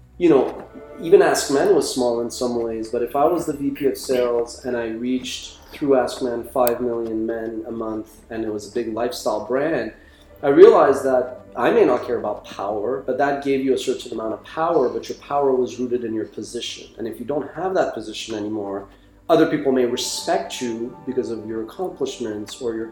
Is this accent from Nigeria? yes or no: no; Iran; now in Montreal, Canada; I was born in Iran in 1978